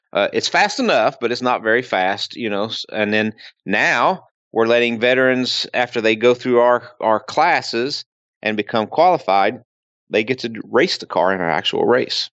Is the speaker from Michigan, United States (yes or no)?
no; Kentucky, United States; moved away; I'm originally from Kentucky